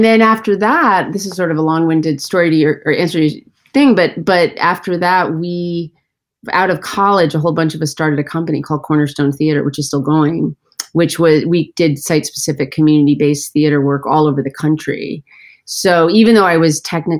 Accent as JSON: {"language": "English", "region": "Central Connecticut", "country": "United States", "tie": "born or raised there", "said": "I grew up in Central Connecticut"}